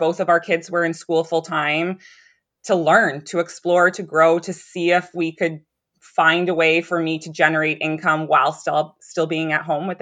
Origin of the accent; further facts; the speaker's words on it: Ontario, Canada; now in Pontypool, Canada; we were from Ontario.